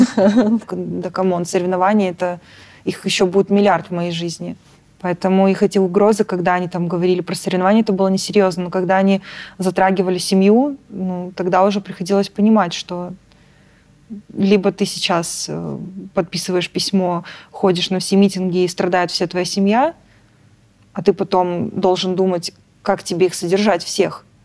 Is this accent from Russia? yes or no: no; Belarus; moved away as an adult; мы белорусы